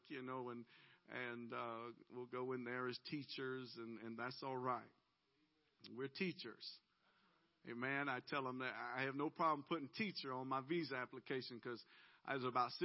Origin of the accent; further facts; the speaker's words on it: Georgia, United States; we're originally from Georgia